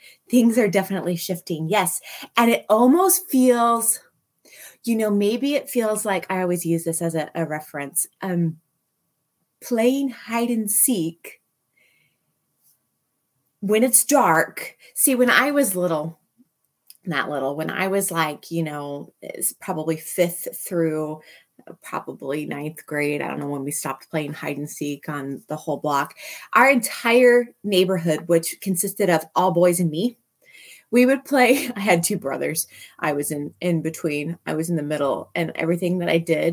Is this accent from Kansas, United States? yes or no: yes; Manhattan, Kansas, United States; I grew up in Manhattan, one block south of Points, that is right across the street from City Park in Manhattan